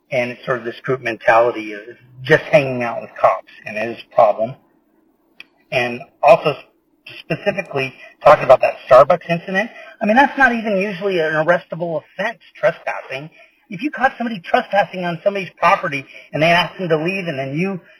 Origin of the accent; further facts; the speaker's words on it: California, United States; I mean, of course, we're from California. I mean, there's incidents out here